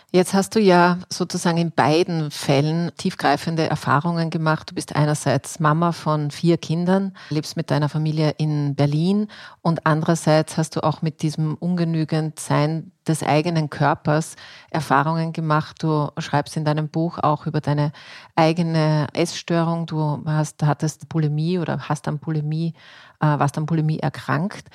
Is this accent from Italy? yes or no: no; Austria; bei uns in Österreich